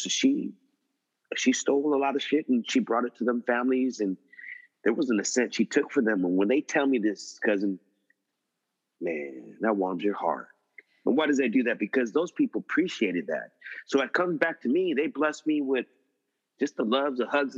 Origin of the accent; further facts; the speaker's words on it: San Francisco, California, United States; I grow up in the mission